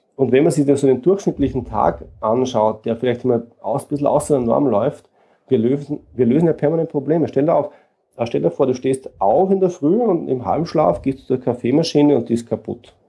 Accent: Austria; Ich komme aus Österreich und lebe in Wien

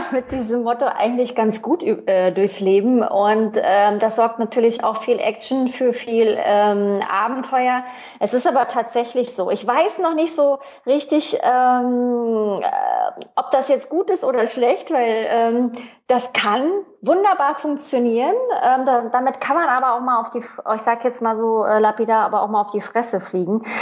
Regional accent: East Germany, Germany; klar, DDR-Kind, ich bin in der DDR aufgewachsen, Wende, ähm, dann Jugend in der, in, der, in der BRD dann, also im gemeinsamen Deutschland.

